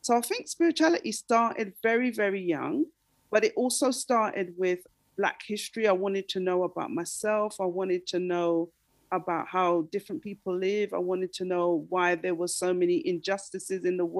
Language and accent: English; London, United Kingdom; also born or lived in Darlington / Islington / Stoke Newington / Tottenham; now in Nottingham, United Kingdom; I was born in Darlington, and that's in, it's the northeast of England. It's near to Scotland. And my parents moved down to London when I was three